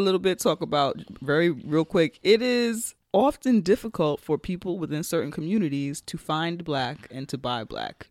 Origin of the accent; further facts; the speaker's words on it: United States; as an American outsider